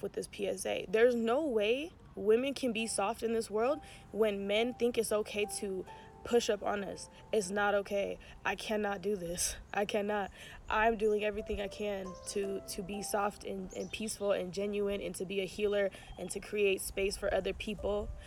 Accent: Oakland, California, United States; I'm still from Oakland.

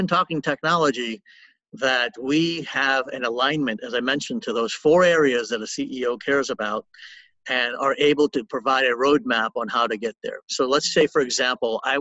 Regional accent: New Orleans, Louisiana, United States; I was born and raised in New Orleans

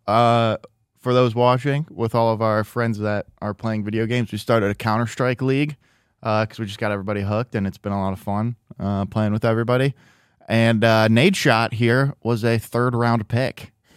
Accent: Midwest, United States; now in Los Angeles, United States; growing up in the Midwest, and especially when I was younger

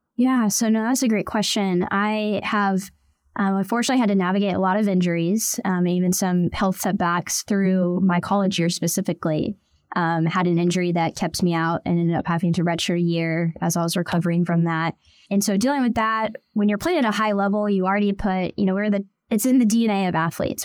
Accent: Tulsa, Oklahoma, United States; also born or lived in Bixby, Oklahoma; I was born and raised in Tulsa, Oklahoma, so I am an Oklahoma girl through and through

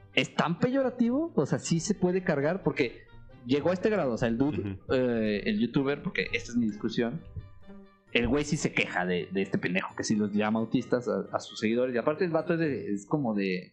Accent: Mexico; como buen mexicano

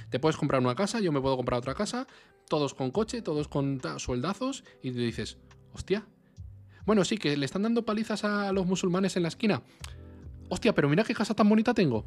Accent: Spain; como español

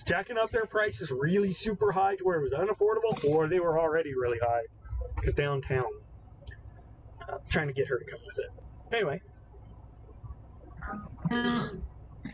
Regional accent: Broken Arrow, Oklahoma, United States; It's my hometown. It's a suburb of Tulsa County

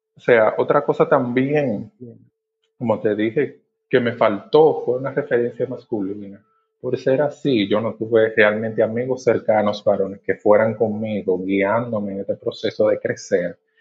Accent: Monte Plata, Dominican Republic; moved away as an adult; now in Santo Domingo, Dominican Republic; Yo originalmente soy del interior, soy de Monteplata, ¿verdad? Eh, me mudé del interior a la capital para iniciar la, universidad.

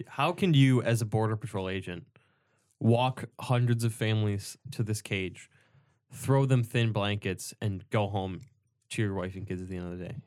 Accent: United States; what did we do to earn our American citizenship? We got lucky and we were born here

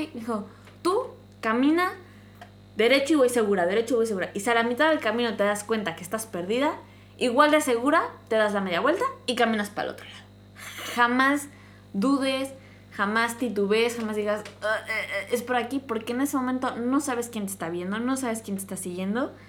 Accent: Mexico; also born or lived in Mexico City; yo crecí en un, en un pueblo

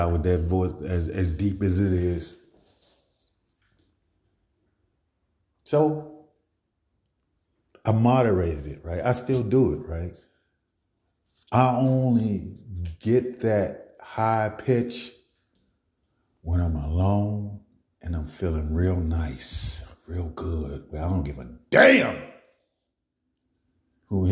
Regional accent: Baltimore, Maryland, United States; I'm from Baltimore

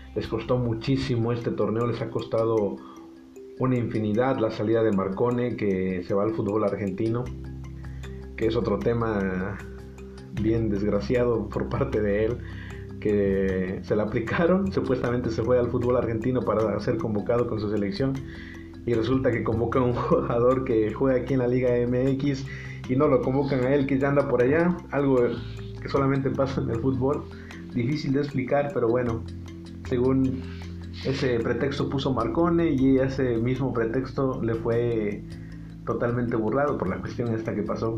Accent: Veracruz, Mexico; now in Monterrey, Mexico; Su servidor eh, radica aquí, soy originario de Veracruz

